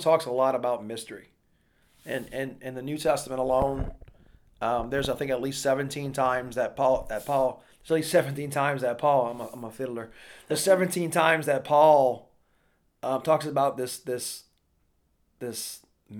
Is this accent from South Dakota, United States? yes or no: no; Louisiana, United States; moved away; I was living in Louisiana back then, my home country.